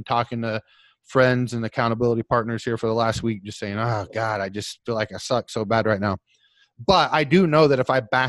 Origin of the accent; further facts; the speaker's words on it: Oklahoma, United States; I'm from Oklahoma